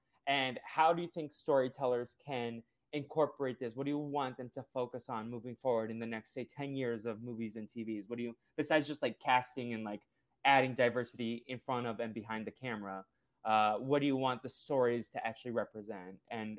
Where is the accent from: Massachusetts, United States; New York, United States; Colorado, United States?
Massachusetts, United States; Boston; first language Portuguese; English is a second language; I understood Portuguese probably before I understood English, but then I grew up going to school in Boston, in the Boston area. So then I like feel like English is my strongest language.